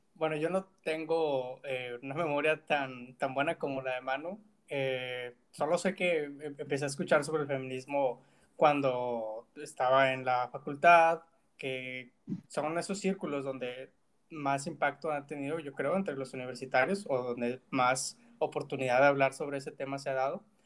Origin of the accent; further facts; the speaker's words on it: Monterrey, Nuevo León, Mexico; crecí en Monterrey